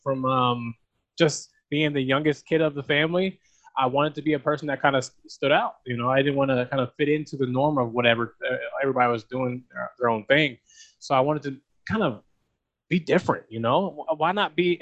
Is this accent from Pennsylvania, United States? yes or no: yes; York, Pennsylvania, United States; Born and raised in York, Pennsylvania